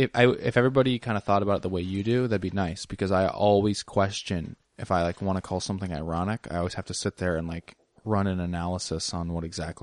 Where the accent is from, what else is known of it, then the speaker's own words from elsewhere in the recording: Scotland, United Kingdom; it's like, I'm from Scotland.